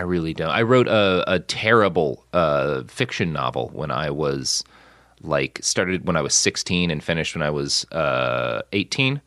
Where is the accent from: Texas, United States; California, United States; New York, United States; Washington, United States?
Texas, United States; Plano; moved away; also born or lived in Oklahoma / Los Angeles; I grew up so much in Plano